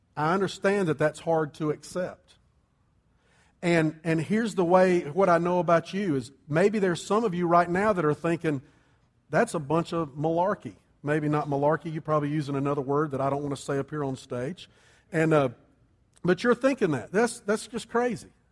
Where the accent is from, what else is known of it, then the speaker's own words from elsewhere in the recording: Columbia, South Carolina, United States; also born or lived in New Orleans; I grew up in Columbia. Sherry grew up here. We had lived in South Carolina our whole lives